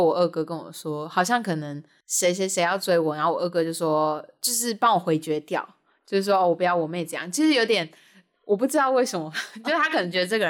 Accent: Kinmen County, Taiwan; now in Taipei, Taiwan; 因为我是金门人，

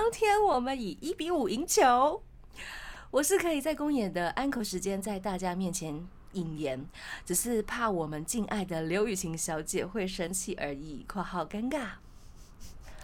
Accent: Tainan, Taiwan; 因为我是台南人啊

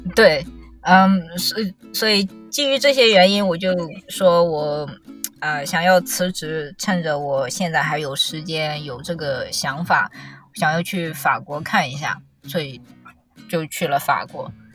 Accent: China; moved away as an adult; also born or lived in Australia / France; 因为我是中国人

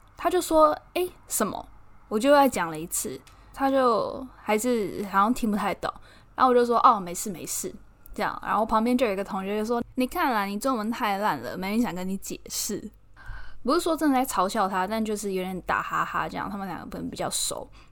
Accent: Keelung, Taiwan; moved away as an adult; now in London, United Kingdom; 我是基隆人，我从小幼稚园一直到高中 就是身边都只有台湾人，完全没有接触过什么外国人嘛

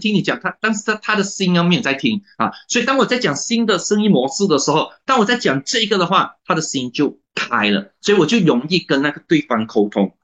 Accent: Malaysia; 我是马来西亚的华人啊

